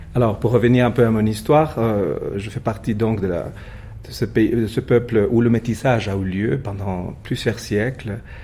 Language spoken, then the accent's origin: French; Puebla, Mexico; now in Mexico City, Mexico; je suis né à Puebla, dans le sud du pays, pas très loin de Mexico City, à 120 km